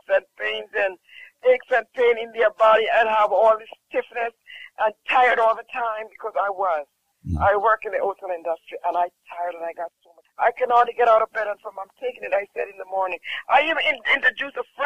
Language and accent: English; Jamaica; I'm from Jamaica